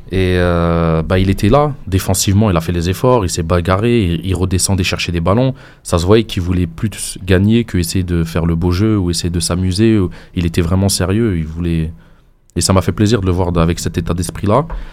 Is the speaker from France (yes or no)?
no; Sétif, Sétif Province, Algeria; chez nous à Steph